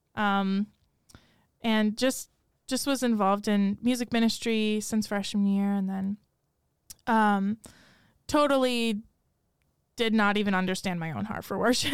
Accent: Rochester, New York, United States; moved away as an adult; now in Steubenville, United States; I grew up in Rochester, New York

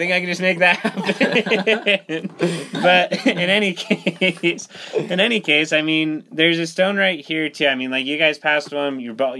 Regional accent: Lindon, Utah, United States; So I'm from the city of dreams, Linden, Utah.

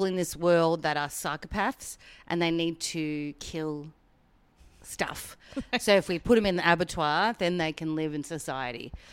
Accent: Werribee, Victoria, Australia; I'm from Werribee.

